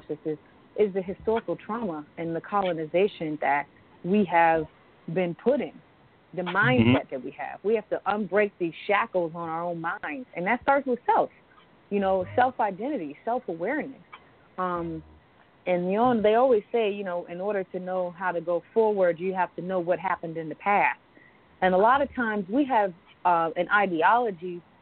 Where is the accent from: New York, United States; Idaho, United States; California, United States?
New York, United States; Southampton; I come from the Shinnecock Indian Nation, which is in Southampton, Long Island, New York